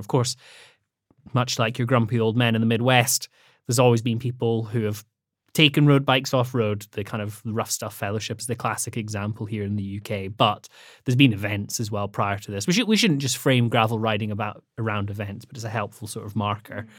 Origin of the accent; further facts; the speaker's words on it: the Highlands, Scotland, United Kingdom; also born or lived in Edinburgh; I grew up in the Highlands in Scotland